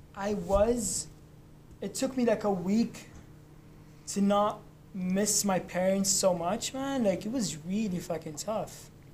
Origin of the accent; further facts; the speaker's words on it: Lebanon; moved away; I'm from Lebanon